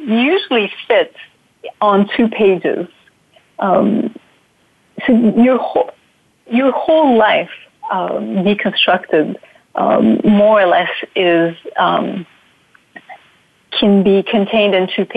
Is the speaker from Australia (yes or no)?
no; Turkey; moved away; also born or lived in New York; I grew up in Turkey, so my roots are in Turkey, and that's where, that's my upbringing and culture